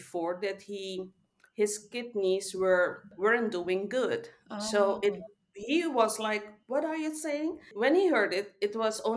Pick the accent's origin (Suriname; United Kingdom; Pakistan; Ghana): Suriname; now in Netherlands; I was born in South America, Suriname, but I've been living in the Netherlands for more than 30 years now.